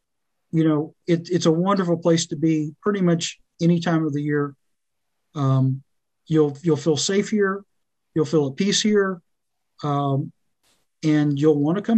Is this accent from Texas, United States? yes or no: yes; Austin, Texas, United States; born there; I was born in Austin, but of course it was very different in 1964.